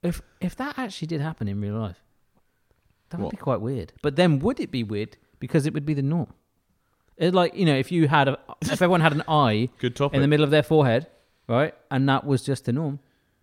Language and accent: English; England, United Kingdom; We're the English ones.